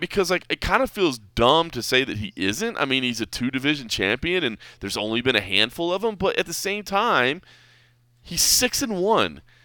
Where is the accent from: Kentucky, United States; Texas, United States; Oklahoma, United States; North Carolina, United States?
Texas, United States; Dallas; now in Las Vegas, United States; I grew up in Dallas, Fort Worth.